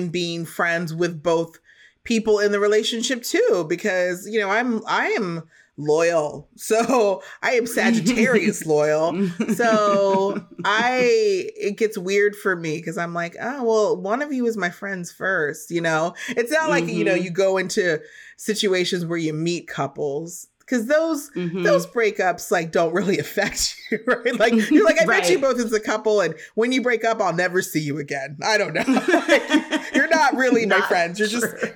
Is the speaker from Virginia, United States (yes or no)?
yes; Virginia, United States; moved away; also born or lived in New York; growing up in Virginia